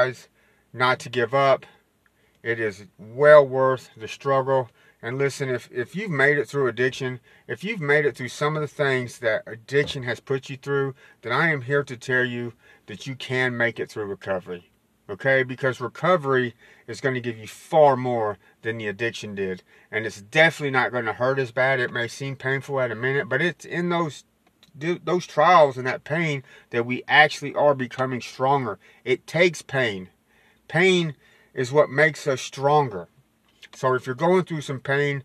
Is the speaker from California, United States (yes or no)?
no; West Texas, United States; I'm from West Texas